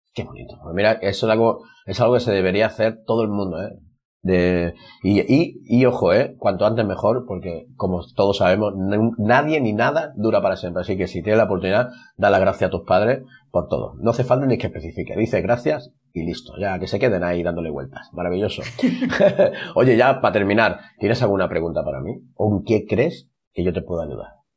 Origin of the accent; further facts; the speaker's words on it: Marbella, Andalusia, Spain; olernos, que se dice en mi pueblo, vamos a olernos. Aquí por Marbella se dice así